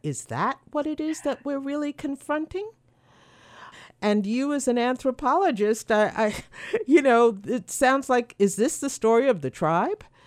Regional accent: New York City, New York, United States; I am a New Yorker by birth

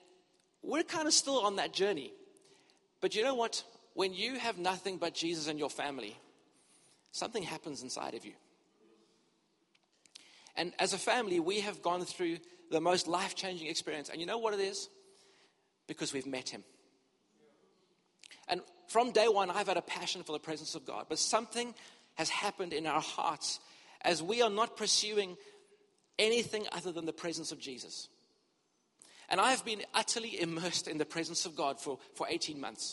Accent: Cape Town, Western Cape, South Africa; moved away as an adult; also born or lived in Durban, South Africa / United Kingdom; I grew up in Cape Town and we were in ministry here for many years

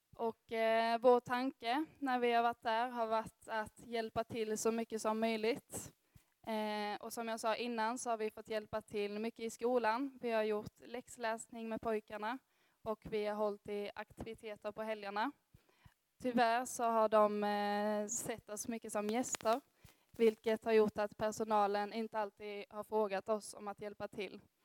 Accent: Örkelljunga, Skåne, Sweden; moved away as an adult; now in Gothenburg, Sweden; Jag kommer härifrån Örkelljunga, men har också bott i Göteborg de fyra senaste åren

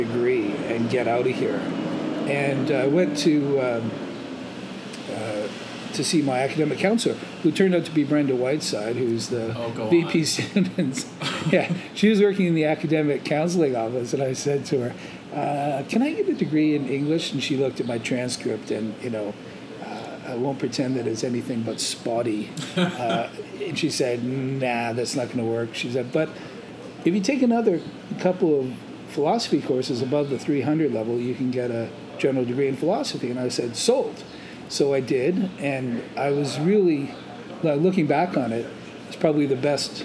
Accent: Brampton, Ontario, Canada; also born or lived in British Columbia / Guelph; I grew up in Bramalea, which is part of Brampton now, but at the time it was more separate. I was born in British Columbia, grew up, went to high school in Bramalea

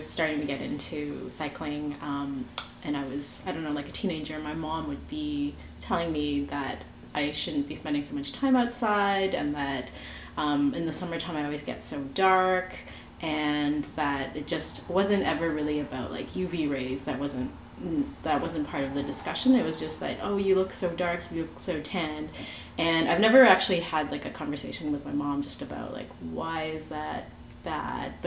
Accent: Canada; I am Chinese Canadian

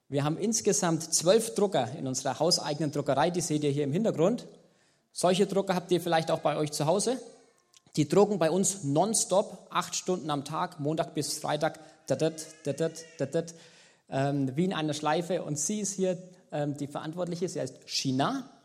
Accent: Germany; now in Madagascar; Während wir als Deutsche eher äh, zu den Top 10 der reichsten zählen, ist hier eben genau das Gegenteil der Fall.

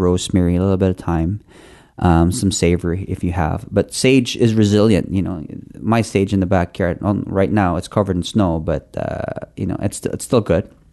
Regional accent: Philippines; now in Canada; I grew up in the Philippines.

